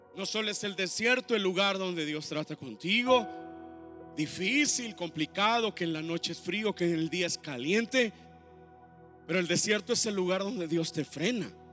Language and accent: Spanish; Mexico; nosotros como mexicanos